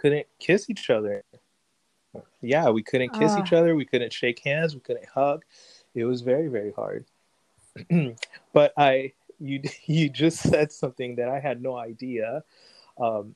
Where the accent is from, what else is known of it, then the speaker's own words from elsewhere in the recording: Haitian enclave in Florida, United States; also born or lived in New York; we moved into a Haitian community. And so in many ways, it's as if I grew up in Haiti because I grew up around a lot of Haitians